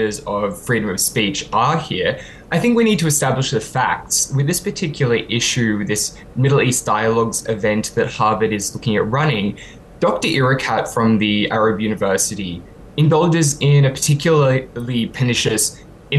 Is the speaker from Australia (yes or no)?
yes; Australia; now in United Kingdom; my home country of Australia